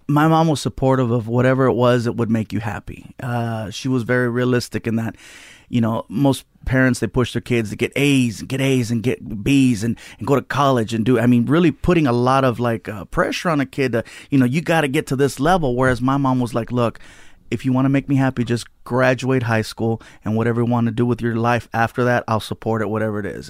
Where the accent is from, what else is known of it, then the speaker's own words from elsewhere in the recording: Long Beach, California, United States; also born or lived in San Diego; Long Beach is where I grew up.